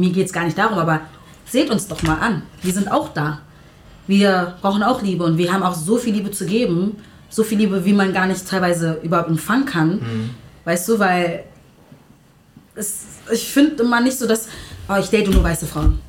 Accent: Berlin, Germany; wir sind Berliner

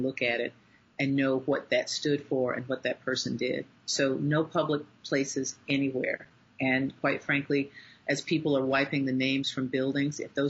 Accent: North Carolina, United States; my home state of North Carolina

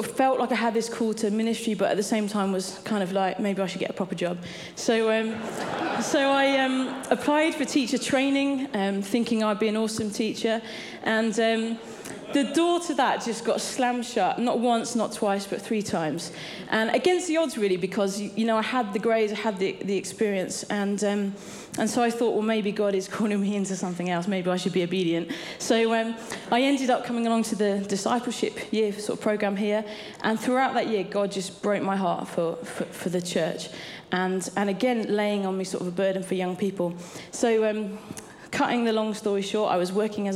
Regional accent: Cambridge, East of England, United Kingdom; I grew up in Cambridge and great city

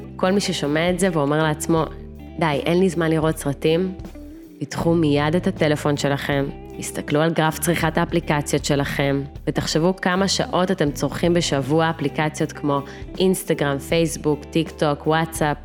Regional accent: Russia; moved away; נולדתי ברוסיה, בעיר קטנטונת, בתחילת שנות ה-90

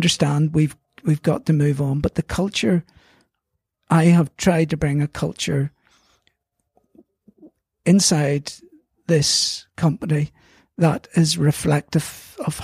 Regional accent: Belfast, Northern Ireland, United Kingdom; I'm from Belfast, so I've lived away, but I love Belfast.

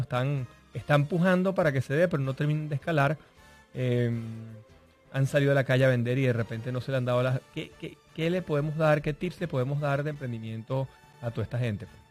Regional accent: Venezuela; moved away; nosotros venimos de Venezuela

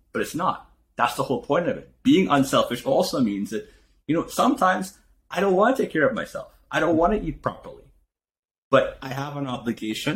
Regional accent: Trinidad & Tobago; moved away as an adult; now in United States; I came from Trinidad, I had $500 in my pocket when I came here

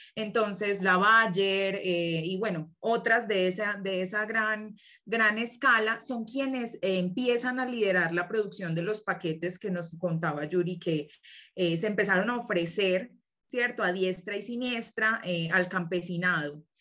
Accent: Colombia; moved away as an adult; now in Mexico City, Mexico; Vengo de Colombia, actualmente estoy viviendo aquí en la Ciudad de México por cuestiones de estudio

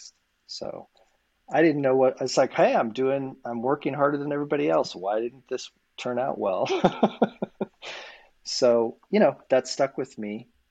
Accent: Boulder, Colorado, United States; So I grew up in Boulder, Colorado

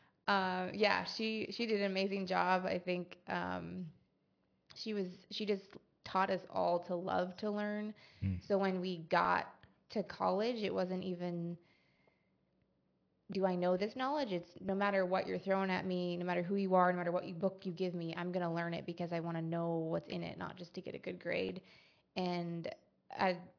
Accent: Coram, Montana, United States; I grew up in Coram, which is 5 minutes from the entrance of Glacier National Park

